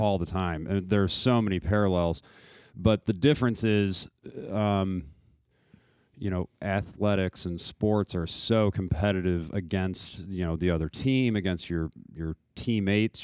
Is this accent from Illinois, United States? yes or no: yes; Naperville, Illinois, United States; I'm from Naperville